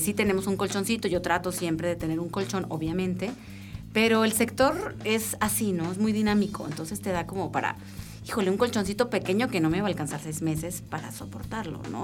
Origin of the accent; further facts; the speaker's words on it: northern Mexico, Mexico; moved away as an adult; now in Querétaro, Mexico; Nosotros somos norteños